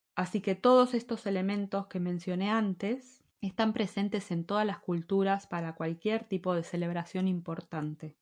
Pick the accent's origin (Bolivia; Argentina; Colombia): Argentina; moved away as an adult; also born or lived in Madrid, Spain; now in Spain; si alguna vez volvemos a Argentina a vivir